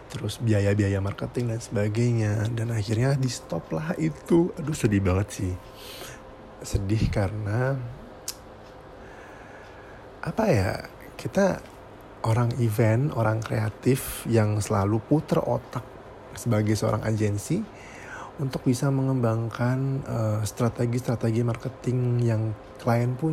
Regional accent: Surabaya, East Java, Indonesia; Hmm, saya dari Surabaya.

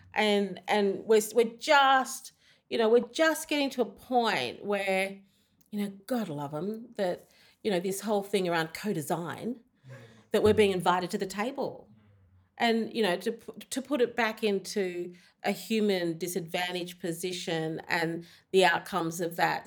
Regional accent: Australia; I'm from Australia.

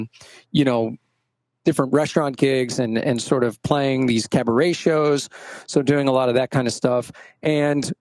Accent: New York City, New York, United States; I grew up in Brooklyn playing, in school band

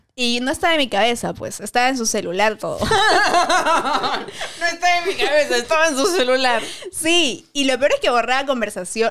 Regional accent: Arequipa, Peru; now in Lima, Peru; yo soy de Arequipa. Así que obviamente en Arequipa no, no fui a ninguna discoteca hasta que vine a Lima

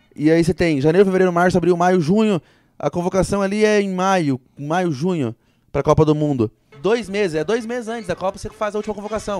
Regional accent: Brazil; eu sou brasileiro

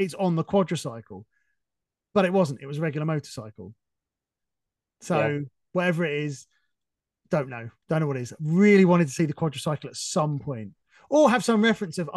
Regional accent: England, United Kingdom; I'm being very English now

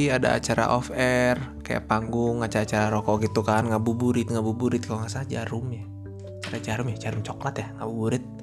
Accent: West Java, Indonesia; Jadi gini, karena gue orang Sunda, waktu itu yang gue tahu ya, yang gue tahu ya, yang namanya ngabuburit, ngabuburit itu kayak uh, Sunda bagian Cianjur ya gitu

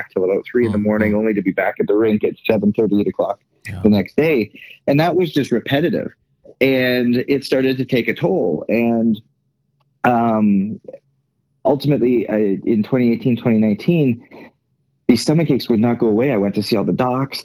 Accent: Canada; moved away as an adult; now in United States; born and raised in Canada

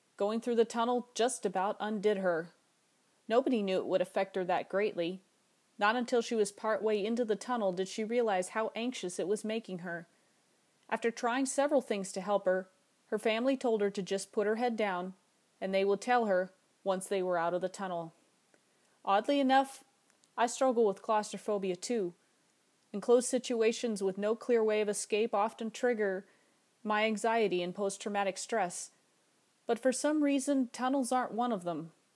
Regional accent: Alaska, United States; my home state of Alaska

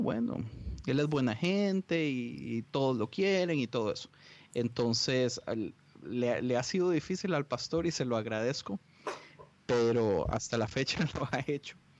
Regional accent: Costa Rica; moved away as an adult; now in Los Angeles, United States; yo soy de Costa Rica. Eh, viví en Costa Rica mis primeros 17 años de vida

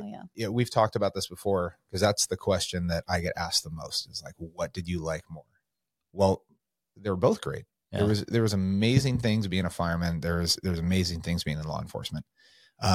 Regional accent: California, United States; now in Coeur d'Alene, United States; I came from California. We came up here in 2019.

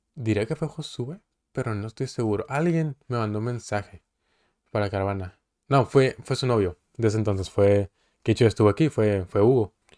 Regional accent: Coahuila, Mexico; now in Mexicali, Mexico; de Coahuila, pero vivo en Mexicali

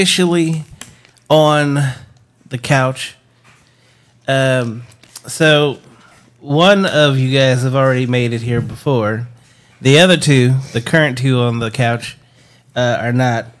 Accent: Los Angeles, California, United States; also born or lived in Inglewood; I'm from Los Angeles myself, born and raised

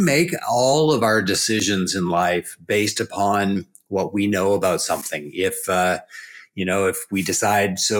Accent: New Brunswick, Canada; I'm from East Coast Canada, so way down east. If you go all the way 10 hours north of Boston and then hook a right and go east, that's New Brunswick, Canada, and that's where I'm from.

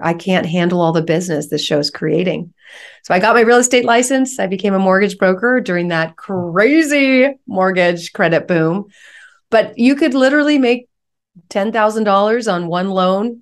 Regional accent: San Francisco Bay Area, California, United States; I'm from the San Francisco Bay Area

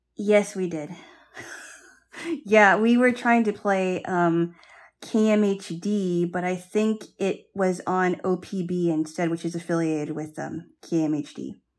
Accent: Hawaii, United States; I grew up in Hawaii

